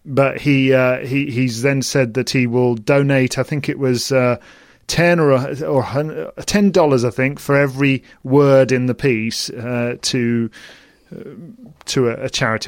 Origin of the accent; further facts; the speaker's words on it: United Kingdom; as British people